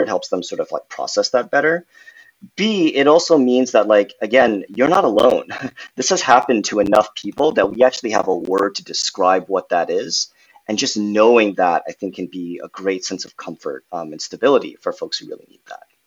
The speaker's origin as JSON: {"language": "English", "town": "Irvine", "region": "California", "country": "United States", "tie": "born or raised there", "also_born_or_lived": "New York", "said": "I grew up in Southern California, went to college in New York, uh, and now I'm happy to be back home in California"}